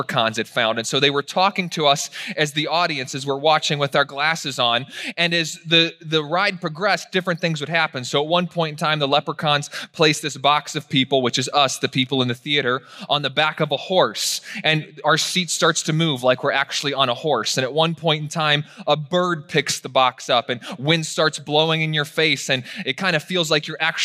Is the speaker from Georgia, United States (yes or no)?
no; Virginia, United States; I was raised in Virginia